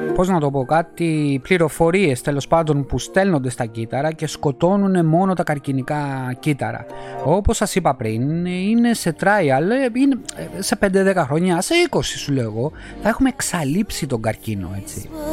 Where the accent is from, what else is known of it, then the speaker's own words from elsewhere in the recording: Greece; moved away as an adult; now in Northern Italy, Italy; Γεννήθηκα και έζησα 40 χρόνια εκεί. Είμαι βέρος Έλληνα